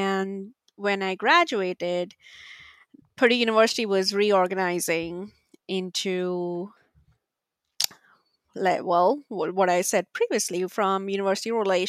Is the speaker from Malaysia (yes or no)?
no; India; moved away as an adult; now in United States; But my career really started back when I came to the US from India to study master's in communications.